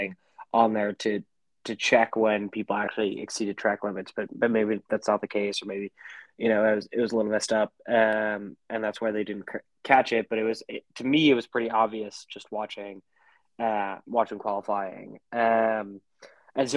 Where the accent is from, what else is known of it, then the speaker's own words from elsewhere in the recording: United States; an American